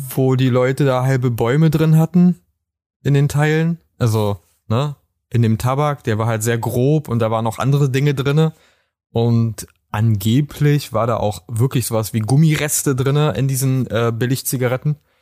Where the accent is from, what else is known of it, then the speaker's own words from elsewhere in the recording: Brandenburg, Germany; aus Brandenburg.